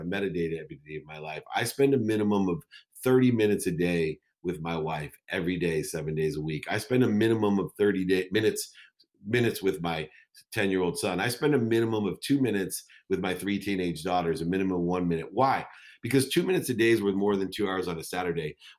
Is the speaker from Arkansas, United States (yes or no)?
no; Akron, Ohio, United States; my entire community when I grew up in Akron, Ohio